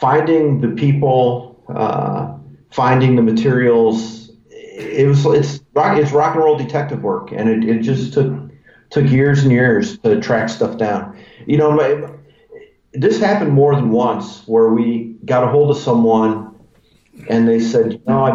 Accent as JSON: {"language": "English", "town": "Cleveland", "region": "Ohio", "country": "United States", "tie": "born or raised there", "said": "my hometown, Cleveland, Ohio"}